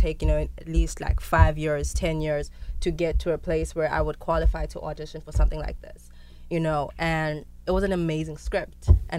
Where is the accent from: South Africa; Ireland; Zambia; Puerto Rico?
South Africa; And I was shocked because I am South African. This is a story that happened in Africa, and I'd never, ever, ever, ever, ever heard of it.